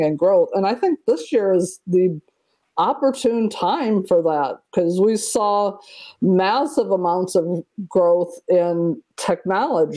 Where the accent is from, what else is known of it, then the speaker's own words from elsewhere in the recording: Iowa, United States; I'm from Iowa